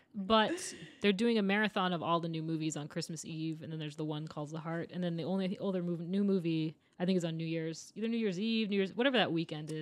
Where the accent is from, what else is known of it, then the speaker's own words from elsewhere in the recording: Maine, United States; now in Los Angeles, United States; I'm from Maine.